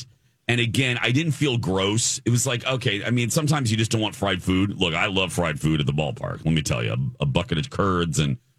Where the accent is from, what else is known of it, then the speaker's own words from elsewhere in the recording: Chicago, Illinois, United States; moved away; Growing up in Chicagoland